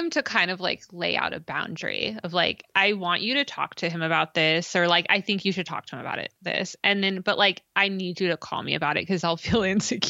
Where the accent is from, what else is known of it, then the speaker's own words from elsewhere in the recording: California, United States; I mean, we're from California